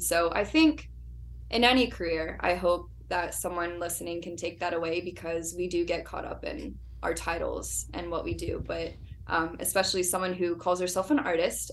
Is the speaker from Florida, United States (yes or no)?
yes; Orlando, Florida, United States; moved away as an adult; I was born and raised in Orlando